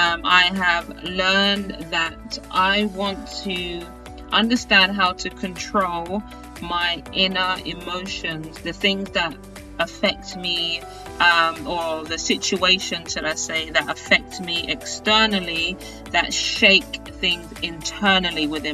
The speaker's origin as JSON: {"language": "English", "country": "United Kingdom", "moved": "yes", "lives_now": "United States", "said": "being a British person in the United States"}